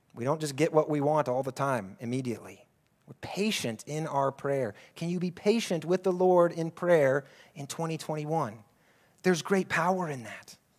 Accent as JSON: {"language": "English", "country": "United States", "tie": "born or raised there", "moved": "as an adult", "lives_now": "Abu Dhabi, United Arab Emirates", "said": "my hometown back in the U S"}